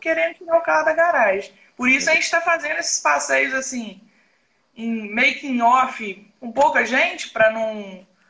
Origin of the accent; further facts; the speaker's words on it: Minas Gerais, Brazil; A gente puxa mais pro lado de Minas aqui, porque eu sou mineira.